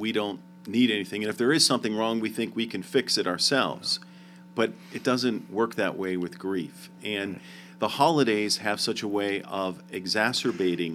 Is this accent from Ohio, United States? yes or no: no; Pennsylvania, United States; I grew up in Pennsylvania where there's state inspections